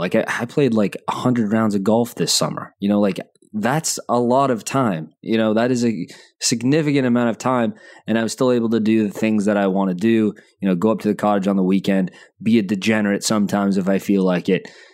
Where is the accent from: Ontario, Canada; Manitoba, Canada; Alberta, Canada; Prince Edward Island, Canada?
Alberta, Canada; Calgary; I was born in Calgary